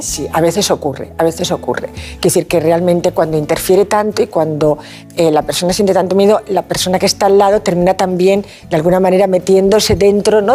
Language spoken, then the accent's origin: Spanish; Asturias, Spain; now in Valencia, Spain; Soy asturiana de corazón, valenciana de adopción